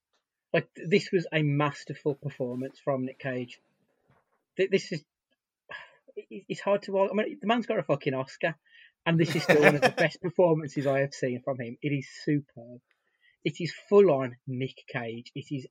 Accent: Dudley, West Midlands, United Kingdom; accent: Dudley; my Dudley accent.

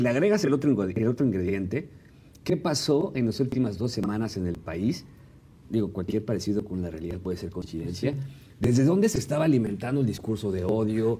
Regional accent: Mexico City, Mexico; los que somos de Ciudad de México

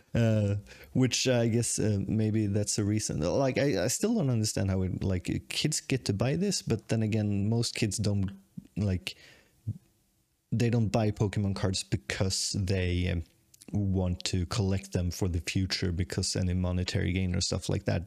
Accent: Sweden; moved away as an adult; also born or lived in Tokyo, Japan; I'm the Swedish guy

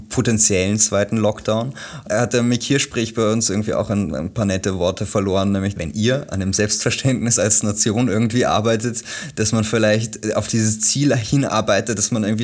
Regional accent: Germany; also ich bin ja Deutscher, ich muss immer sagen

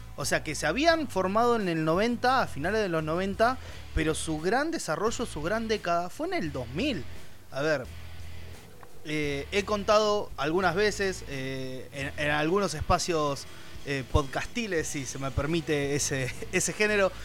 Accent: Buenos Aires, Argentina; nosotros los tres somos, somos de Buenos Aires, de Argentina

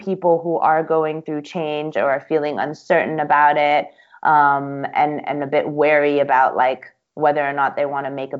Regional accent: Singapore; My parents, my mom's Taiwanese, my dad's Ethiopian, but then I grew up in Singapore.

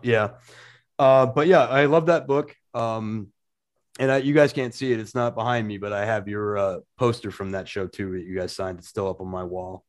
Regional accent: Portland, Maine, United States; my hometown of Portland, Maine

